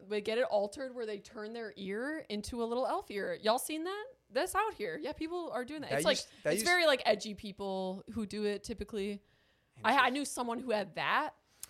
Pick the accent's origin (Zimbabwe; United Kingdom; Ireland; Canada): Ireland; I'll get some Botox because I'm Irish and I'd be wrinkly as hell.